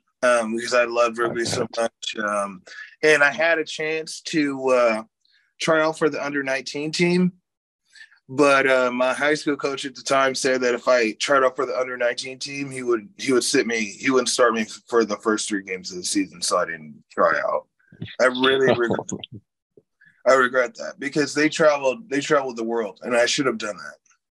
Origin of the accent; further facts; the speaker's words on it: Boonville, Missouri, United States; also born or lived in Sacramento, California; We spent most of our time in Boonville, Missouri, and in Sacramento, California. We moved from Boonville to Sacramento. Parents were in the military.